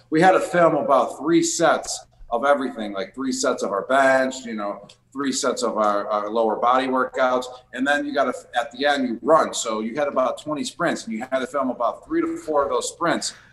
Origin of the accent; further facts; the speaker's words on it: Buffalo, New York, United States; Buffalo Wild Wings because we grew up in Buffalo and we love wings.